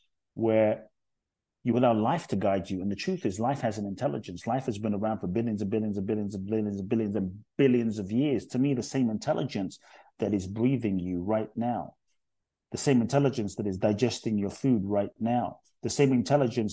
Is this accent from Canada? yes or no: no; London, United Kingdom; accent: UK; also born or lived in Ghana; now in United States; I was born in Ghana, West Africa. My father's from Ghana. My mother's Japanese. I grew up in London. I live in the US.